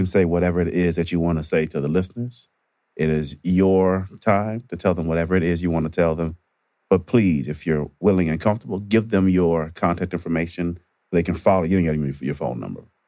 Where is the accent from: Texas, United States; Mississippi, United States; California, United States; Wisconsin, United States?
Mississippi, United States; I grew up in Mississippi